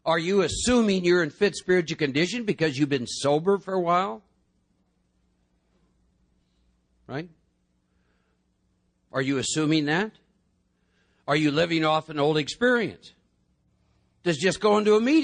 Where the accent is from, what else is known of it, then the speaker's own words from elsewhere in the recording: Iowa, United States; I was born and raised in Iowa.